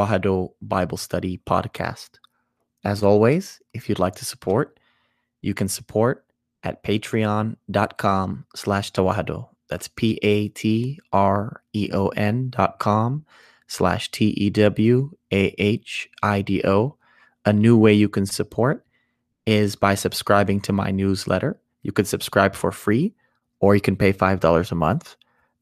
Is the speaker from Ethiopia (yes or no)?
yes; Ethiopia; In the Ethiopian culture